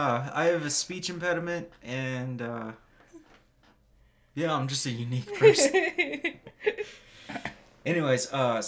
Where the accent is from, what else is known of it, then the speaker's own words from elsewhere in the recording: United States; I'm American.